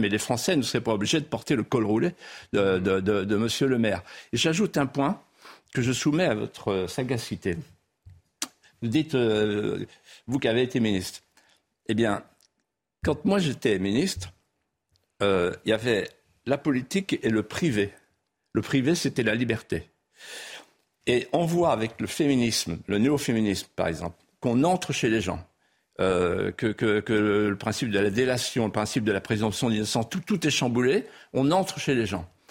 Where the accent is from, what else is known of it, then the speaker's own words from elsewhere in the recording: Vendée, Pays de la Loire, France; first language Vendée patois; French is a second language; chez moi en Vendée